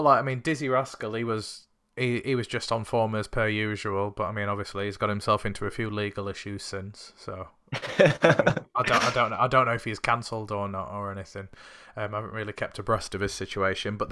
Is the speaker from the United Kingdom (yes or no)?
yes; Sheffield, Yorkshire and the Humber, United Kingdom; I'm from Sheffield